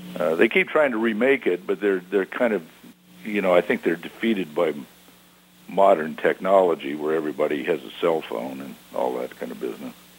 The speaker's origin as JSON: {"language": "English", "town": "Long Beach", "region": "California", "country": "United States", "tie": "born or raised there", "said": "I grew up in Long Beach, California"}